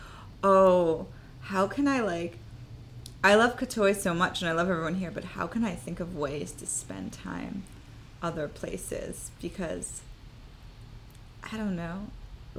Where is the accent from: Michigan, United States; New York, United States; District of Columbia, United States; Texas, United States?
Michigan, United States; Royal Oak; moved away as an adult; also born or lived in Chicago / California; I grew up in Royal Oak, and I moved when I was 18, and I moved to Chicago for, 2 years